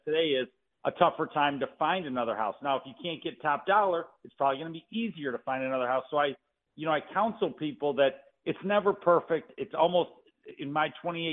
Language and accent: English; Detroit, Michigan, United States; as a guy that was born and raised in Detroit